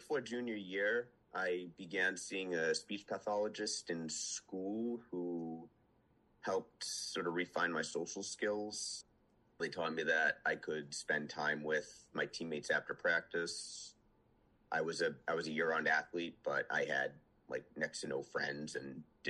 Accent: Western Rhode Island, United States; also born or lived in Omaha, Nebraska; When I was eight, my family moved from Omaha, Nebraska to Western Rhode Island. I was born in Rhode Island, but moved out there like before I could, when I was like not even two.

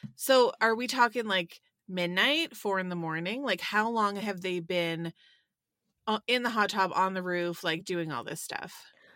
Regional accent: Sarnia, Ontario, Canada; moved away; I'm from Sarnia originally.

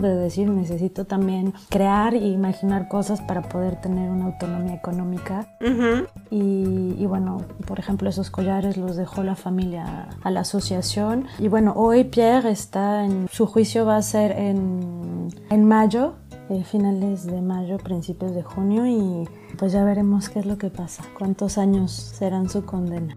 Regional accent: Mexico; moved away as an adult; now in Lyon, France; soy mexicana

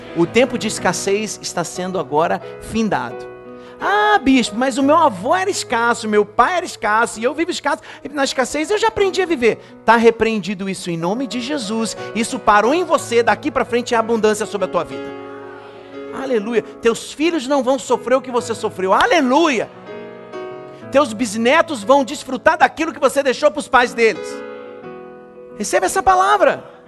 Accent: Brazil; Nós que nascemos no Brasil, a gente cresceu com isso

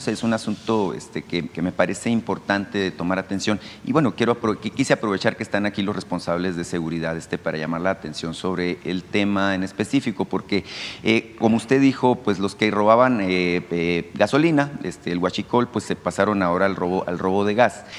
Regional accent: Mexico; como mexicanos

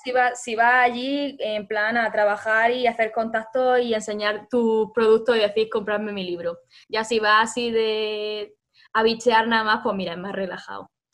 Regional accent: Granada, Andalusia, Spain; somos de Granada

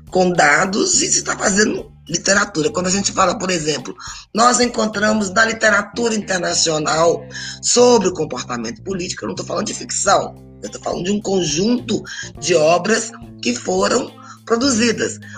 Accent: Governador Valadares, Minas Gerais, Brazil; born there; Eu sou nascida em Governador Valadares, Minas Gerais. E quem nasceu em Governador Valadares, a gente fica brincando que era filial do inferno.

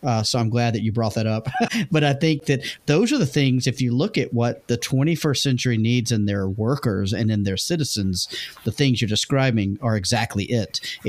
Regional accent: the South, United States; growing up in the South.

